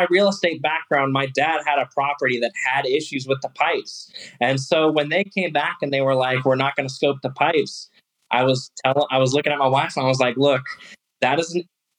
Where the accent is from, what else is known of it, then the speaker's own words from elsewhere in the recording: Texas, United States; now in Baltimore, United States; So I am from Texas, and I will get back to Texas. And I've been slowly wearing my wife down to move back to Texas.